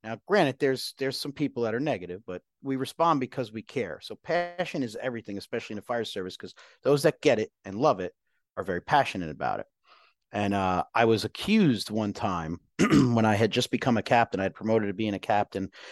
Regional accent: Woodbridge, New Jersey, United States; moved away; I grew up in New Jersey, uh, grew up in this, uh, this town called Island, which is a section of Woodbridge Township.

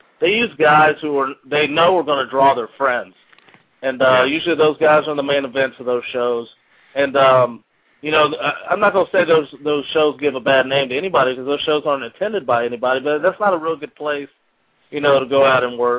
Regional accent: San Diego, California, United States; I'm from San Diego.

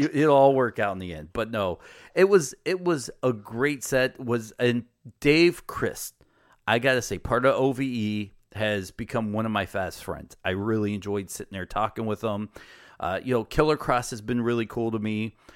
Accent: United States; as an American does

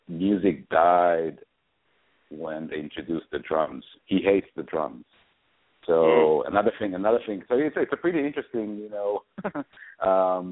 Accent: Israel; moved away as an adult; now in New York, United States; I'm originally from Israel. And when I came to New York, when I moved to New York in 2008

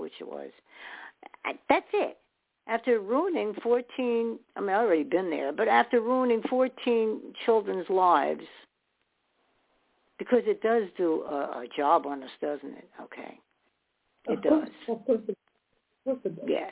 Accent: New York, United States; also born or lived in New Jersey / Staten Island; I was born in New York, and we went back and forth from New Jersey to New York

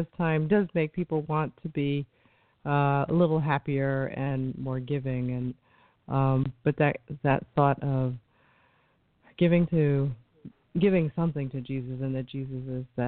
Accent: New York, United States; I come from New York, so we're a little standoffish

